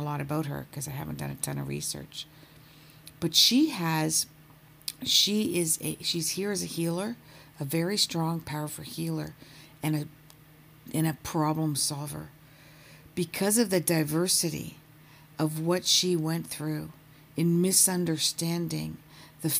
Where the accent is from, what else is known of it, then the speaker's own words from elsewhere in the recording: Canada; now in Toronto, Canada; I am a Canadian based out of Toronto